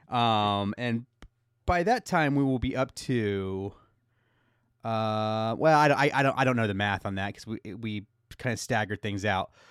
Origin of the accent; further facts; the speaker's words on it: United States; I'm American